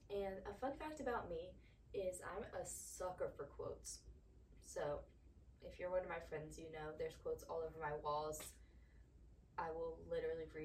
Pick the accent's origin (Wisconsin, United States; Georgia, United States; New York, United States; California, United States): Georgia, United States; also born or lived in Pennsylvania; I was born in Pennsylvania. We moved to Georgia when I was about seven years old.